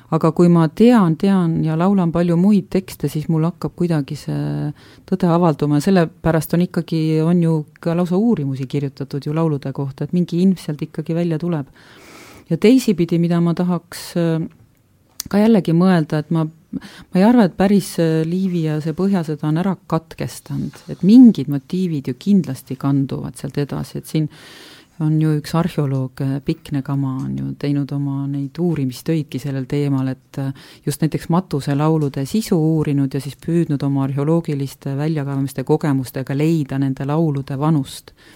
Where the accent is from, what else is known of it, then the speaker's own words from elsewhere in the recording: Võru County, Estonia; ma olen ka pärit ju Võrumaalt ja lapsena kõnelenud äh, seda Lõuna-Tartumaa keelt